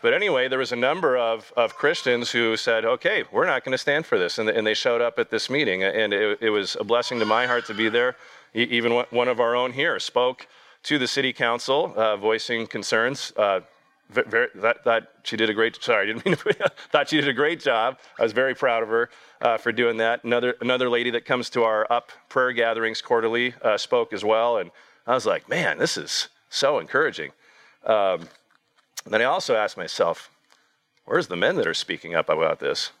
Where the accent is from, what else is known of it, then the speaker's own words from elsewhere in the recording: United States; here in the United States